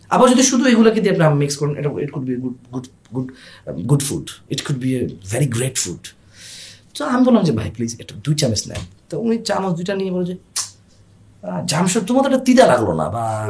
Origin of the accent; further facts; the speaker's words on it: Bangladesh; আমরা বাংলাদেশে জন্ম হওয়া মানুষ